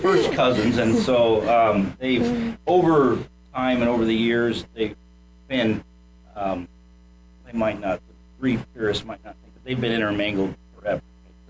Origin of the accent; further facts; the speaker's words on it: Indiana, United States; moved away as an adult; now in Ocala, United States; I'm originally from Indiana.